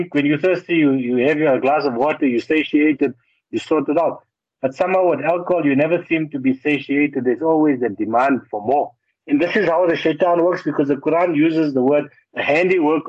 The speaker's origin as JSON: {"language": "English", "town": "Johannesburg", "region": "Gauteng", "country": "South Africa", "said": "I'm from Joburg. We speak Afrikaans as a second language"}